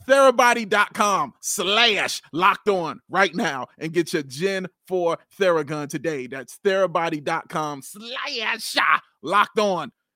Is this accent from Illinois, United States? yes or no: yes; Chicago, Illinois, United States; I'm from Chicago